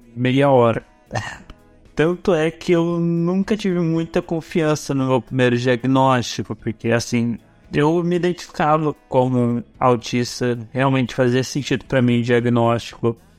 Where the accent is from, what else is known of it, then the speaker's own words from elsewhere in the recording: Arapongas, Paraná, Brazil; eu voltei para minha cidade natal